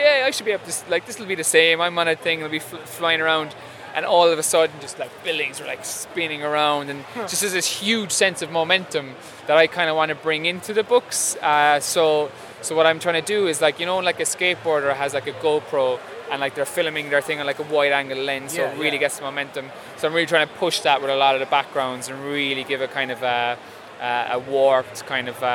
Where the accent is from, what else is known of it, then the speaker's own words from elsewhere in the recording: Ireland; moved away as an adult; now in New York, United States; I'm from Ireland